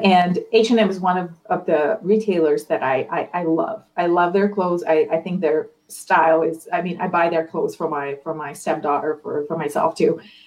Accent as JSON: {"language": "English", "country": "Ukraine", "said": "I'm, I'm not American. Yeah, I, am Ukrainian"}